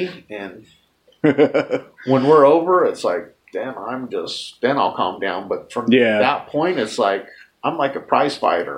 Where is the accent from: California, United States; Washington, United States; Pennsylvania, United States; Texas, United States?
California, United States; Lynwood; moved away as an adult; also born or lived in Los Angeles County, California; now in Seattle, United States; I was born in Linwood, California. Lived in L.A. County till I was 39.